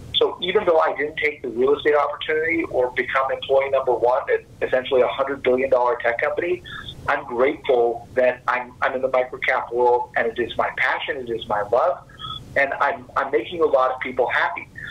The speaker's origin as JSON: {"language": "English", "town": "Fort Worth", "region": "Texas", "country": "United States", "tie": "born or raised there", "said": "I was born and raised in Fort Worth, Texas"}